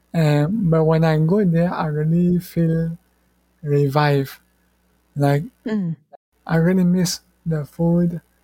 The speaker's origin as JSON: {"language": "English", "country": "Mauritius", "tie": "born or raised there", "also_born_or_lived": "Malaysia / Australia", "second_language": "English", "moved": "as an adult", "lives_now": "Taiwan", "said": "I'm from Mauritius."}